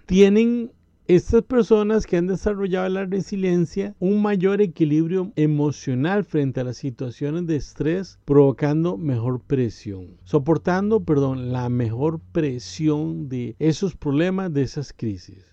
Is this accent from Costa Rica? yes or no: yes; Costa Rica; En mi país, Costa Rica, hay una frase popular del pueblo